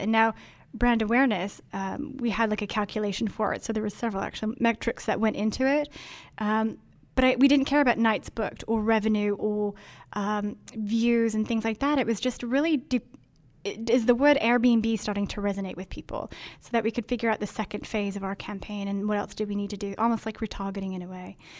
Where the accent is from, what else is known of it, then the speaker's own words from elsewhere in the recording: Denmark; moved away; I grew up in Denmark where it's all bikes